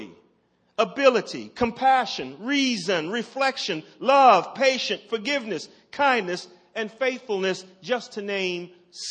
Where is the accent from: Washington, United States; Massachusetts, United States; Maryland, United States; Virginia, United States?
Maryland, United States; Baltimore; When I was growing up in West Baltimore